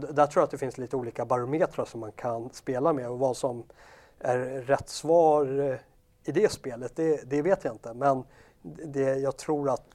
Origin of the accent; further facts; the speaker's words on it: Sweden; vi är svenskar